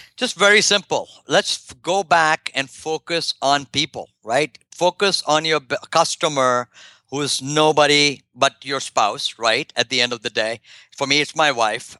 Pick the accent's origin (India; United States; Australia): India; moved away; my home country in India